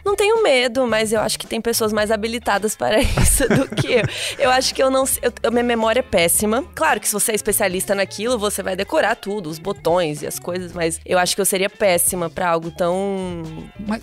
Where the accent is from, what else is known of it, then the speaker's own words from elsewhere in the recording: Cuiabá, Mato Grosso, Brazil; sou de Cuiabá, minha família é goiana, mineira